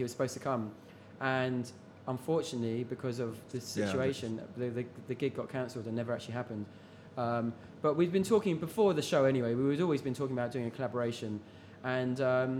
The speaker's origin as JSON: {"language": "English", "region": "London", "country": "United Kingdom", "said": "I'm actually from North London, but east, north, west."}